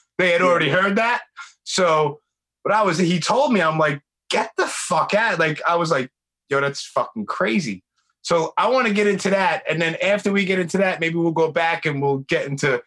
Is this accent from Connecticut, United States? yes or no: no; New York City, New York, United States; I grew up in Brooklyn